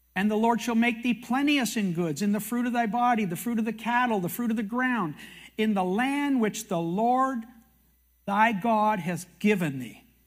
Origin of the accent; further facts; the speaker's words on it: Canada; I'm a Canadian